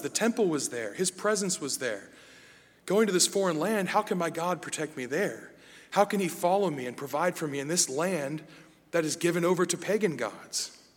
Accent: United States; me as an American

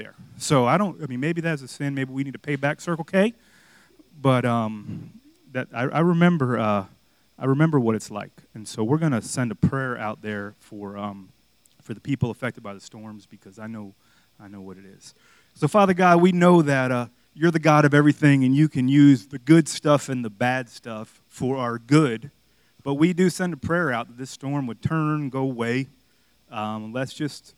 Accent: Miami, Florida, United States; moved away; growing up in Miami

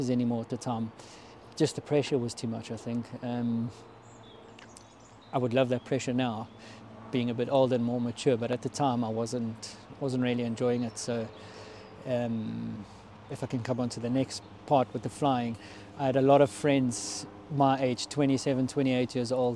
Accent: South Africa; being a South African

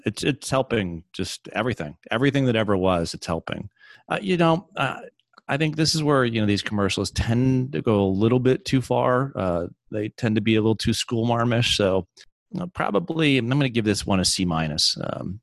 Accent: New England, United States; I'm from New England.

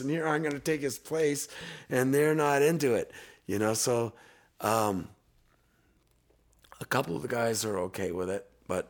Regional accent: New York, United States; I thought they were great, you know, I'm from New York, right.

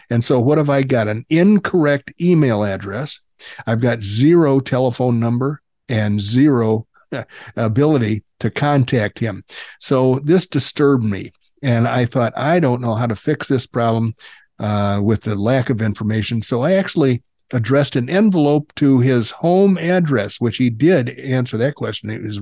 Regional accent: the South, United States; Well, I am from the South, but I try to, you know, the Northerners beat the accent out of me.

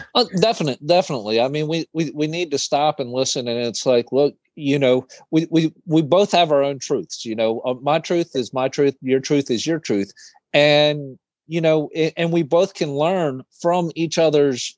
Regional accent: East Coast, United States; I'm from the East Coast

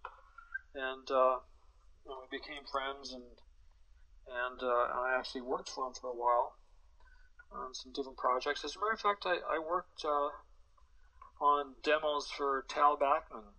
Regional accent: Vancouver, British Columbia, Canada; we're from Vancouver.

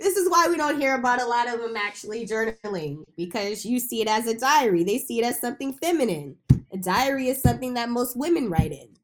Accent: Bay Area, California, United States; I was born and raised in the Bay Area

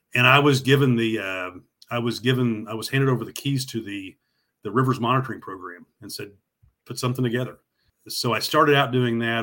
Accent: Northwest Oklahoma, United States; I grew up in Northwest Oklahoma

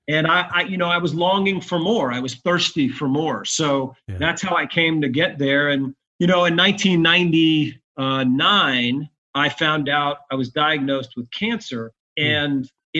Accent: Bayonne, New Jersey, United States; moved away as an adult; now in Atlanta, United States; I was born in New Jersey

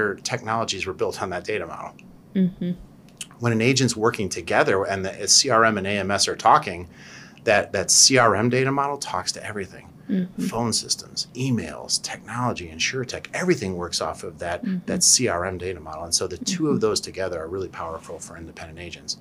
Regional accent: Cleveland, Ohio, United States; I'm Polish from Cleveland

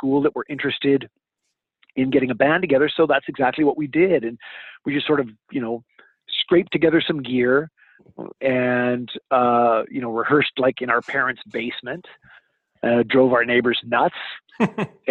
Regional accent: Vancouver, British Columbia, Canada; growing up in Vancouver, British Columbia

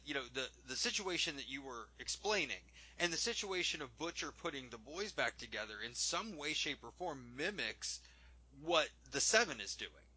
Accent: Midwest, United States; I'm from the Midwest

